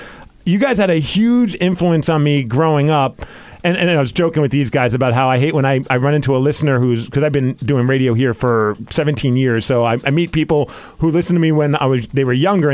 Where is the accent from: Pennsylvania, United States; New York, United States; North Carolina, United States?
New York, United States; I grew up in New York